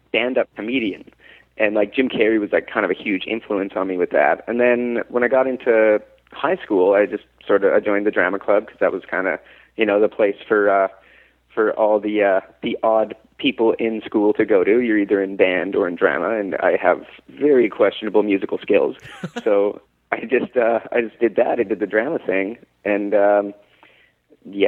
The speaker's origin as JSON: {"language": "English", "country": "Canada", "said": "I'm a Canadian actor"}